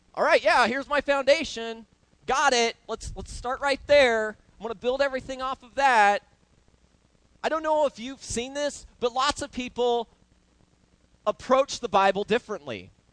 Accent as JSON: {"language": "English", "region": "Oklahoma", "country": "United States", "tie": "born or raised there", "said": "I grew up roofing in Oklahoma with my uncle Arthur"}